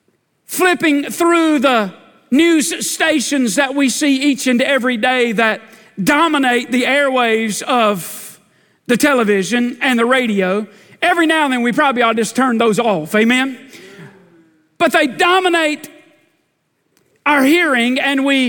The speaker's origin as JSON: {"language": "English", "country": "United States", "said": "I'm a red-blooded American man."}